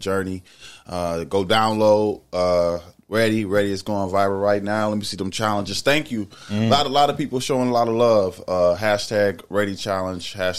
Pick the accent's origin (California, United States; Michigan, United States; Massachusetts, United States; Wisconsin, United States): Michigan, United States; Detroit; moved away as an adult; also born or lived in Pittsburgh; born and raised Detroit. Shout out 48125 East Side.